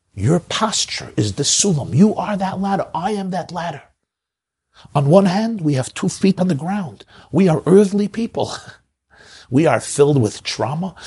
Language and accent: English; New York City, New York, United States; growing up in Brooklyn at the feet of the Lubavitcher Rebbe.